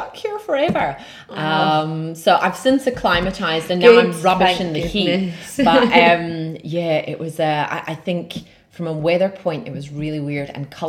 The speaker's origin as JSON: {"language": "English", "town": "Germiston", "region": "Gauteng", "country": "South Africa", "tie": "born or raised there", "lives_now": "Glasgow, United Kingdom", "said": "So yeah, I'm originally from a lovely little place called Germiston, just outside of Johannesburg, and that is over in sunshiny South Africa."}